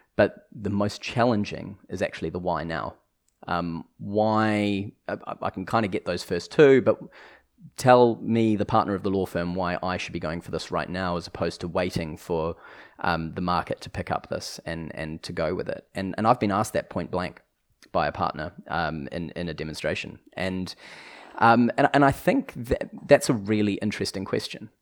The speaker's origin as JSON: {"language": "English", "country": "New Zealand", "accent": "New Zealand", "moved": "yes"}